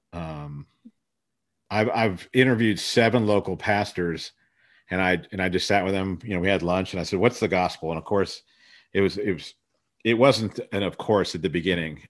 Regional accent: Columbus, Ohio, United States; also born or lived in Sri Lanka / Florida; I was born in Sri Lanka and, uh, but was raised in Ohio. My dad went to a high state, and so our family settled there, and so I grew up in, in Columbus, Ohio.

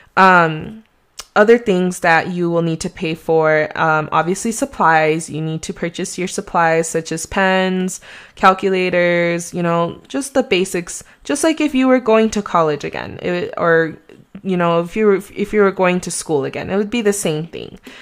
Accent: Mexico; accent: Mexican; my Mexican accent

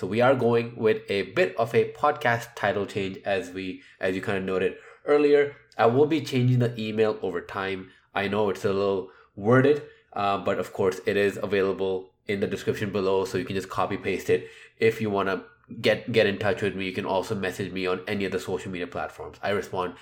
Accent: Canada; I'm Canadian.

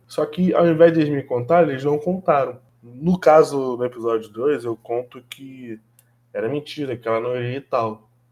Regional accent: Brazil; somos brasileiros

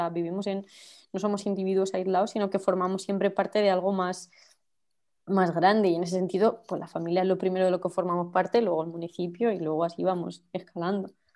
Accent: Campo de Criptana, Castilla-La Mancha, Spain; now in Madrid, Spain; la organización feminista de mi pueblo, de Campo de Criptana

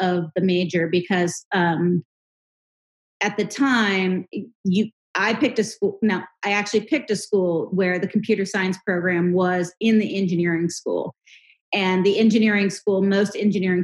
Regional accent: Pittsburgh, Pennsylvania, United States; I was born and raised in Pittsburgh, Pennsylvania.

